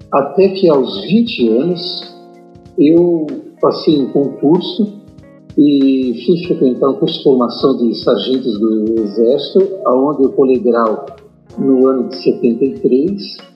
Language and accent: Portuguese; Caxias do Sul, Rio Grande do Sul, Brazil; moved away as an adult; tenho 66 anos e eu nasci em Galópolis e aqui morei até os meus 10 anos. Ausentei-me por cerca de 6, e estudando em um colégio interno, melhor falando, em seminário. Retornei aos 16